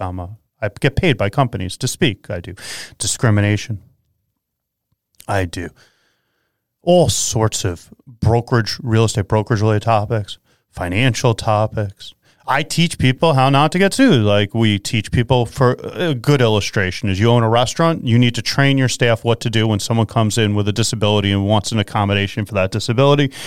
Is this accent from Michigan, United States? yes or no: no; Long Island, New York, United States; I come from Long Island